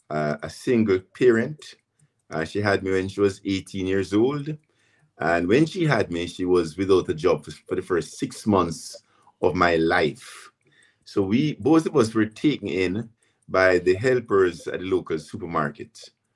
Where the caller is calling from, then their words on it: Burlington, Ontario, Canada; I'm joining from Burlington, Ontario, Canada.